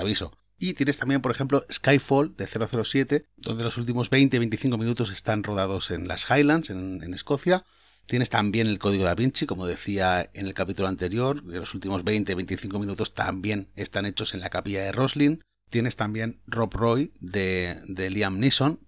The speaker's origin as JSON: {"language": "Spanish", "town": "Valencia", "region": "Valencian Community", "country": "Spain", "said": "yo soy de Valencia"}